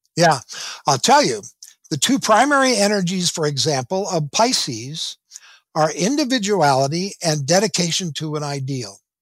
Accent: southwestern Minnesota, United States; moved away as an adult; now in Southern California, United States; I grew up in Minnesota, in a little town in southwestern Minnesota

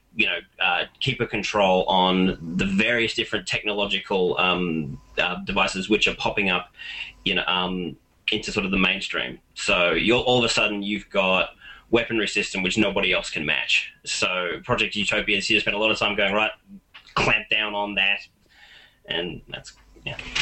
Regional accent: Australia; I am an Australian

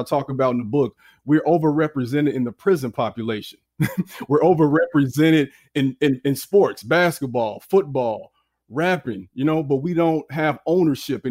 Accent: Chicago, Illinois, United States; I'm from the South Side of Chicago, born in the late 80s. And I was raised by parents who were very aware.

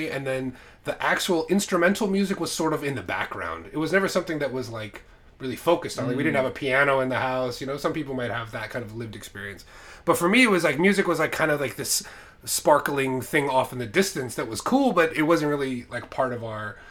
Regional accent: United States; also born or lived in Islamabad, Pakistan; I lived in Islamabad when I was a kid. I was born in America, then we moved to Pakistan for a few years

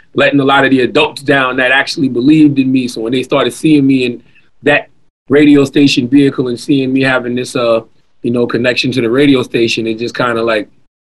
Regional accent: Moncks Corner, South Carolina, United States; also born or lived in Charleston, South Carolina; I was born in Charleston, but raised in a small town called Monk's Corner

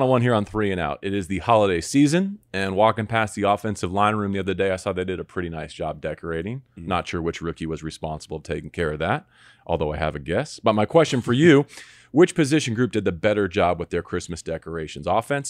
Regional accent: Los Angeles, California, United States; From Mississippi. … from Los Angeles.

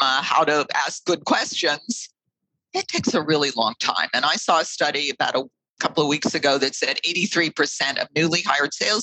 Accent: Pittsburgh, Pennsylvania, United States; I grew up in Pittsburgh, Pennsylvania.

